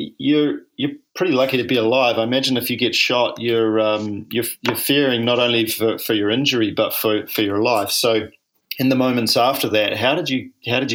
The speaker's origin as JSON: {"language": "English", "country": "New Zealand", "said": "I'm a paraplegic from New Zealand"}